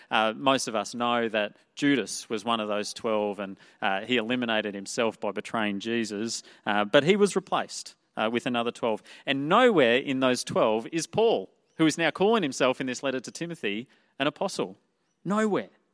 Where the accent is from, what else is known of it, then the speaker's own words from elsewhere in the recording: Toowoomba, Queensland, Australia; moved away as an adult; I grew up in Toowoomba, the town of Toowoomba.